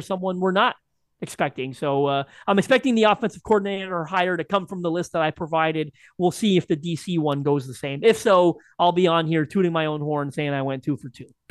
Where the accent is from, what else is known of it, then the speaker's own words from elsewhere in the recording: Canada; as a Canadian